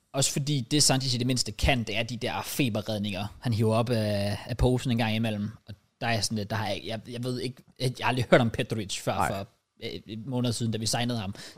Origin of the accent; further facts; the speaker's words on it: Denmark; jeg er dansker